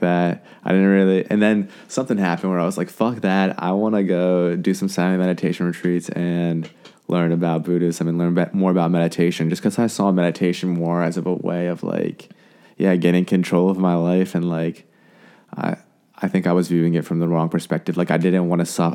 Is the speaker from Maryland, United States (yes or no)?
yes; Frederick, Maryland, United States; also born or lived in Blacksburg, Virginia / Thailand; I'm from Frederick, Maryland. We're in Frederick right now.